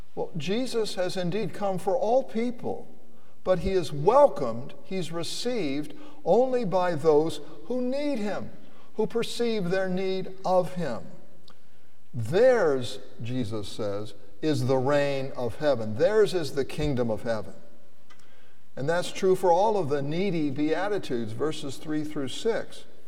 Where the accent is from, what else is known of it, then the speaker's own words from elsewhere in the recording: United States; I was born in the United States